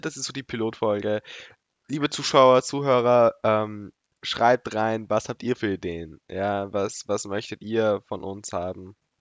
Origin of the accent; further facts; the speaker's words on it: Austria; wir sind Österreicher.